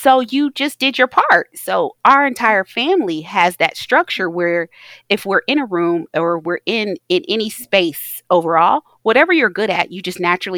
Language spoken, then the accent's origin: English; Taylor Mill, Kentucky, United States; I was raised in Taylor Mill, Kentucky.